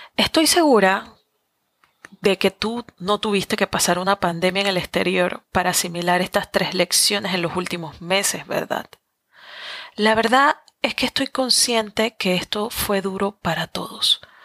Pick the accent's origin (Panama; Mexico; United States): Panama; moved away as an adult; Soy latina, soy panameña, muy aferrada a mis raíces